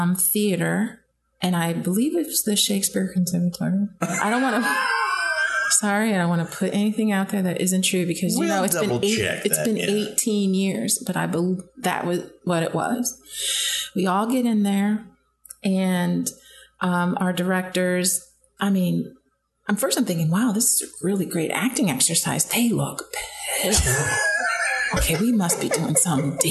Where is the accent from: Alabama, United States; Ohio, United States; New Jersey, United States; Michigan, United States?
Ohio, United States; Aurora; moved away as an adult; also born or lived in New York; I grew up in Aurora, Ohio